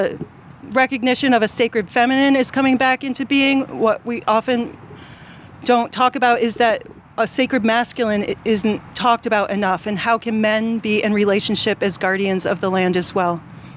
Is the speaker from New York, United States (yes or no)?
yes; New York, United States; moved away as an adult; also born or lived in Massachusetts; now in York County, Pennsylvania, United States; I grew up in New York State